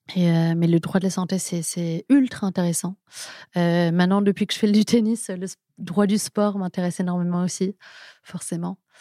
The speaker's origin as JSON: {"language": "French", "town": "Paris", "region": "Île-de-France", "country": "France", "tie": "born or raised there", "also_born_or_lived": "England", "said": "J'ai toujours vécu à Paris, j'ai grandi à Paris, je suis née à Paris"}